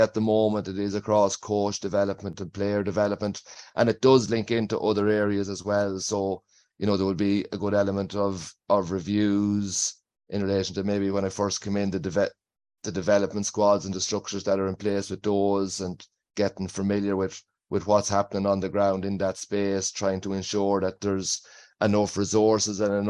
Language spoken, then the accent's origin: English; Delvin, Westmeath, Ireland; I'm originally from Delvin in County Westmeath